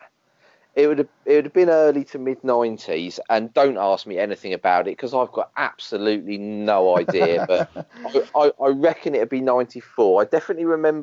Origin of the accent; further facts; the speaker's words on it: Dover, South East England, United Kingdom; I was born in Dover.